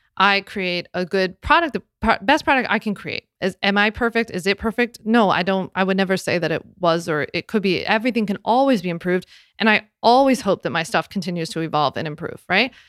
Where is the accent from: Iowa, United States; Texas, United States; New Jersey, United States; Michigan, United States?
New Jersey, United States; Philadelphia area; I'm from Jersey, Philly area. So, we say down the shore when we go to the beach.